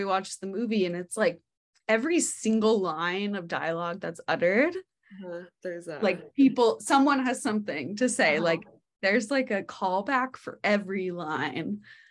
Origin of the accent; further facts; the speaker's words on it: Moscow, Idaho, United States; moved away as an adult; I moved there when I was in fifth grade. Okay. Yeah, and then graduated high school there and graduated college.